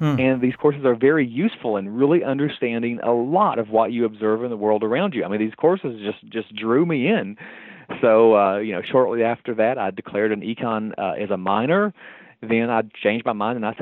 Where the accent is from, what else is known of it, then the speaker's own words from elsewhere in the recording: southwestern Virginia, United States; moved away as an adult; also born or lived in Tennessee / Omaha, Nebraska; now in West Virginia, United States; I'm from originally southwestern Virginia. My home is about 45 minutes off of the kind of southernmost, point in West Virginia